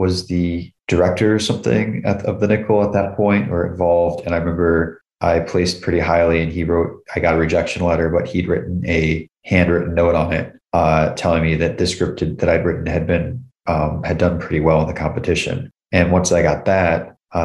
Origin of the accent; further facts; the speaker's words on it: upstate New York, United States; I was actually running for mayor of my hometown in upstate New York